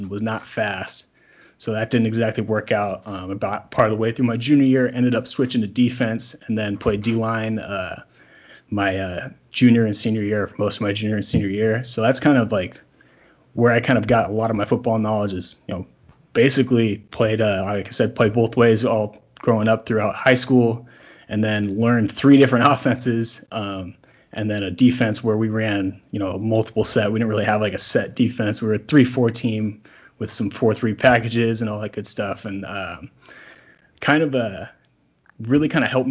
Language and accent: English; California, United States; where I grew up in California